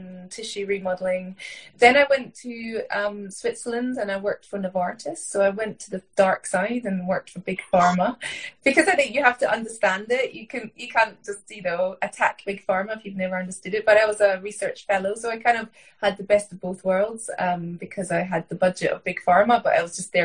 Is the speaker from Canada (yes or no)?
no; Scotland, United Kingdom; I grew up in Scotland, in rural Scotland on a farm